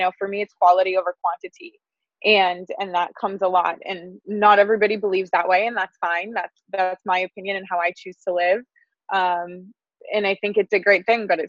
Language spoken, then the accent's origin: English; Wisconsin, United States; moved away as an adult; now in Southern California, United States; it was kind of pulling from that Wisconsin